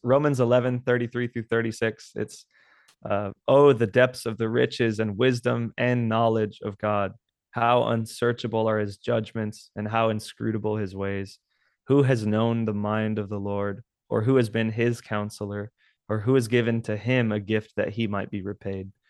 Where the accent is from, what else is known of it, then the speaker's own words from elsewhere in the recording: South Texas, United States; I'm from South Texas